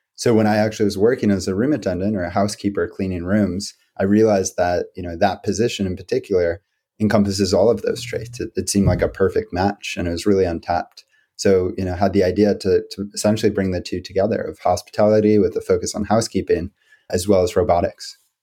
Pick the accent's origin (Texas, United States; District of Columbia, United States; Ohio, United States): District of Columbia, United States; D.C.; I grew up outside of Washington, D.C., into an entrepreneurial family